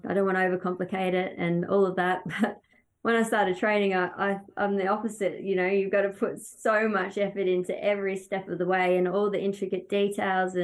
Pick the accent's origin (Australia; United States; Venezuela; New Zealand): Australia; When we come over here from Australia, obviously we have great carnivals and love the way that we do things back home